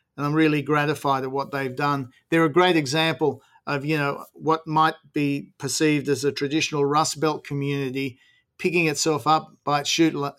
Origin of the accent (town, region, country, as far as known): Hunter Valley, New South Wales, Australia